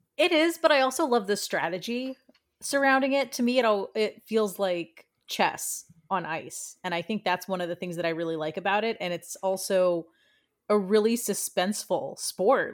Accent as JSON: {"language": "English", "area": "D.C.", "region": "Northern Virginia", "country": "United States", "tie": "born or raised there", "also_born_or_lived": "Washington, D.C.", "moved": "yes", "said": "was born and raised right outside of the city in, in Northern Virginia"}